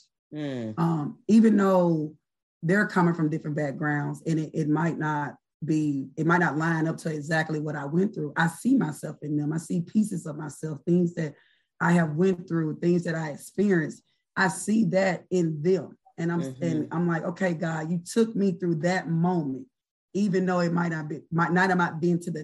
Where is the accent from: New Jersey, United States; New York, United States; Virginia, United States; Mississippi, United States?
Mississippi, United States; Oxford; I'm originally from Oxford, Mississippi